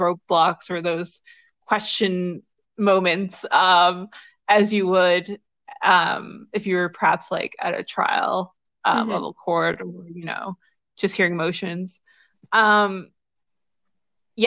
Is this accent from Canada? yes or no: yes; Newfoundland and Labrador, Canada; I'm from Newfoundland